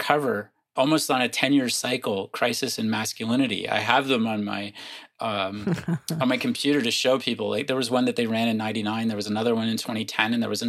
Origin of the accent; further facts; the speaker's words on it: Windsor, Ontario, Canada; I grew up just outside of Windsor, Ontario, right across the river from Detroit